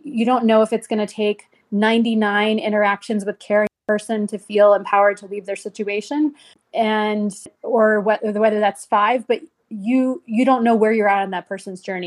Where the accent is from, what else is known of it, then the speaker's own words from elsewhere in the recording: United States; I was born in the United States